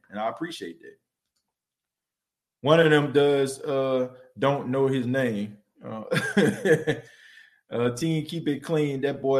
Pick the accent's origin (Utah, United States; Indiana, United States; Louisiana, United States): Louisiana, United States; New Orleans; hometown team, which I'm originally from New Orleans